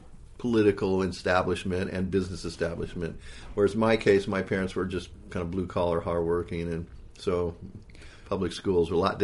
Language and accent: English; Hawaii, United States; it was really interesting being a Haole kid growing up in Hawaii.